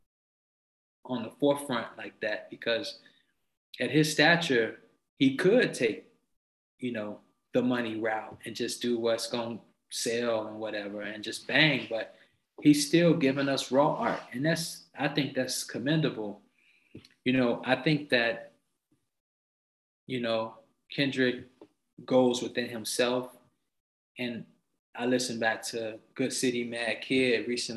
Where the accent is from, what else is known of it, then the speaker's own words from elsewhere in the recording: Chicago, Illinois, United States; moved away; also born or lived in Los Angeles; I'm from the Shy.